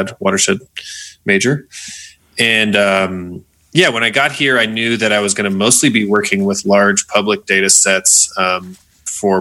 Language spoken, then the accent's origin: English; Monument, Colorado, United States; also born or lived in Boulder, Colorado / France / North Carolina; my background is that I grew up in Colorado, in Monument, Colorado, so not far from here, about 2 hours south